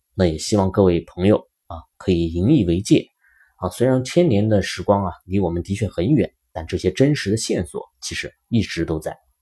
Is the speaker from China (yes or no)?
yes; China; 我们中国人